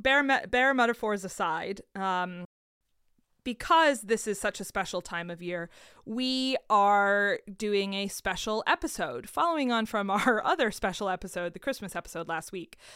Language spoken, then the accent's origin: English; United States; as an American